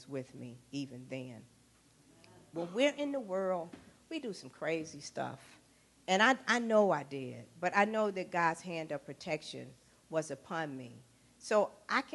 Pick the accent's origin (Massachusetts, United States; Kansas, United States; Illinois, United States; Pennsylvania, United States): Illinois, United States; Chicago; I grew up in the Robert Taylor Housing Projects on the south side of Chicago